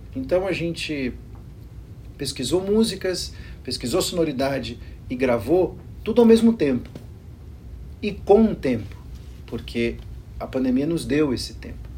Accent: Brazil; Eu sou brasileiro

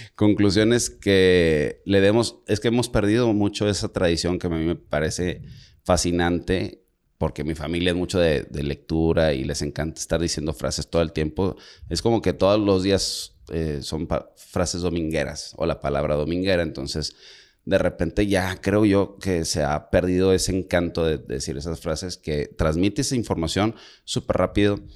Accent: Monterrey, Nuevo León, Mexico; Yo como soy de rancho, de Monterrey

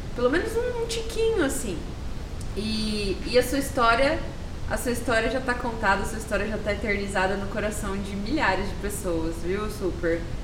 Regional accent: Campo Grande, Mato Grosso do Sul, Brazil; Eu, como campo-grandense, como sou mato-grossense

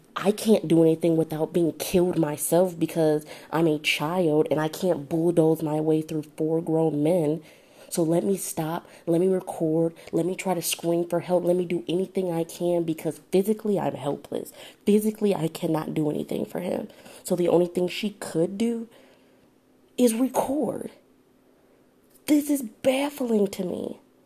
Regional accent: Detroit, Michigan, United States; now in Southfield, United States; I actually live in Southfield, Michigan. So that's a suburb of Detroit. It's probably about, I'd say like 10, 15 minutes outside of Detroit, but I'm from Detroit

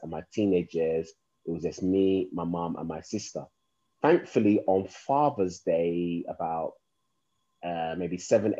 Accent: London, United Kingdom; I was born and raised in London, Hackney, East London.

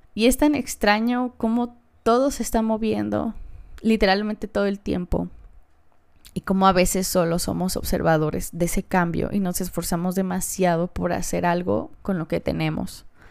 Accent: Mexico; como mujer o como niña mexicana

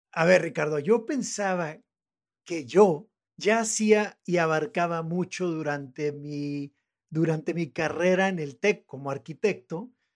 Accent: northern Mexico, Mexico; accent: norteño; yo tengo mi acento norteño, tengo mi acento entre Tijuana, en algún lugar entre Tijuana y Monterrey, por ahí está mi acento

